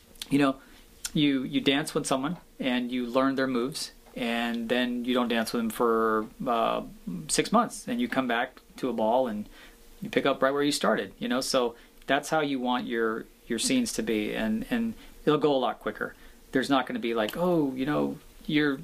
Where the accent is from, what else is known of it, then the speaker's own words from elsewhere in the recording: Seattle, Washington, United States; growing up in Seattle, Washington, in the Pacific Northwest